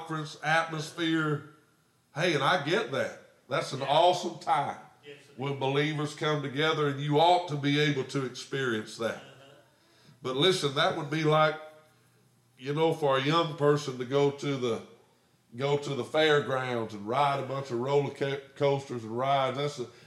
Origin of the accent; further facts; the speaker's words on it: United States; as a little boy growing up in America